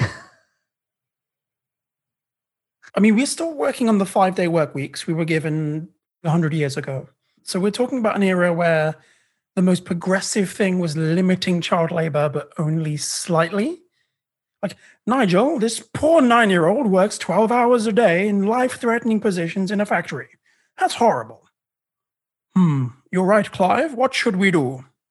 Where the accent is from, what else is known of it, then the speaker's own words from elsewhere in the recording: England, United Kingdom; moved away as an adult; now in Canada; I'm British Indian